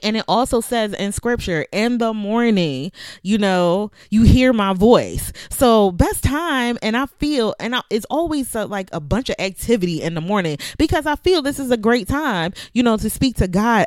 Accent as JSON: {"language": "English", "town": "Philadelphia", "region": "Pennsylvania", "country": "United States", "moved": "yes", "lives_now": "Virginia, United States", "said": "I'm from Philadelphia"}